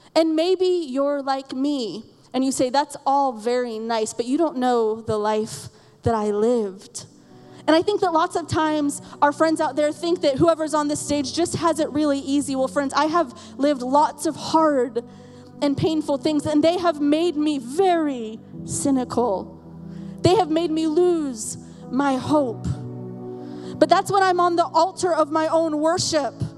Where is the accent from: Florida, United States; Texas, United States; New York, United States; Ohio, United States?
Florida, United States; we're from Florida